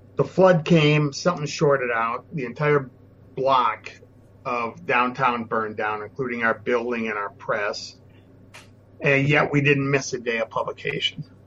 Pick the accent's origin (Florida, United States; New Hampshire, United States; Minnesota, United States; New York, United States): Minnesota, United States; I was born and raised in Minnesota.